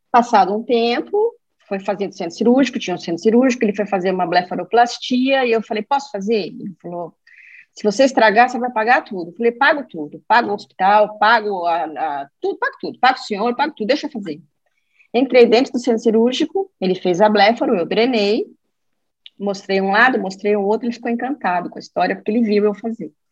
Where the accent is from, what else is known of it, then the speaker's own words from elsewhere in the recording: São Paulo, Brazil; É, eu sou de São Paulo, é, trabalho com.